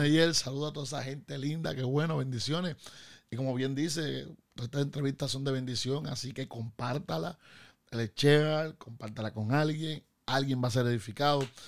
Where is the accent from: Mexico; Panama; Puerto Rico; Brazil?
Puerto Rico; Bayamón; also born or lived in Río Piedras; yo eh, eh, soy vaquero, de Bayamón